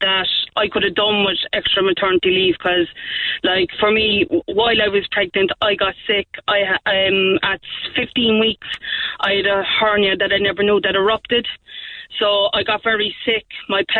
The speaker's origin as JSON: {"language": "English", "town": "Cork", "region": "Munster", "country": "Ireland", "said": "I'm from the North Side"}